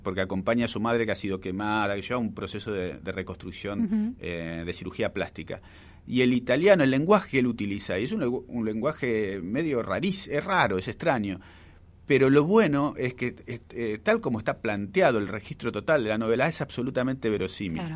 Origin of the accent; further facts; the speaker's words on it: Buenos Aires, Argentina; el barrio, es el barrio donde yo nací, es el barrio que más quiero de la capital federal